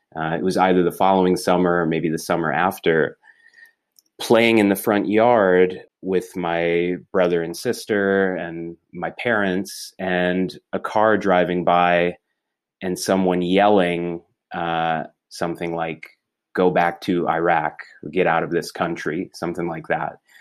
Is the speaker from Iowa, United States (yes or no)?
yes; Clinton, Iowa, United States; first language English; also born or lived in Baltimore, Maryland; I grew up in a small town called Clinton, uh, in eastern Iowa